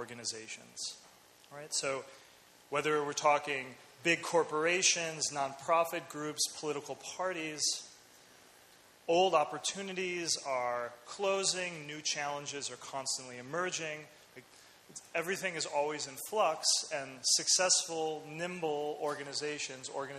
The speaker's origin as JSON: {"language": "English", "town": "Chicago", "region": "Illinois", "country": "United States", "tie": "born or raised there", "said": "I was born in the States, in Chicago"}